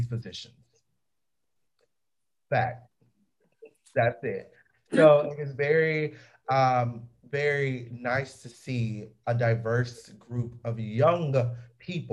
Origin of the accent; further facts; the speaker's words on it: Georgia, United States; we're from Georgia